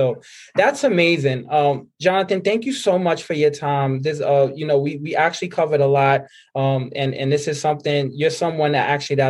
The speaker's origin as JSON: {"language": "English", "town": "New York City", "region": "New York", "country": "United States", "tie": "born or raised there", "said": "I grew up in the Bronx, right? So East Tremont section."}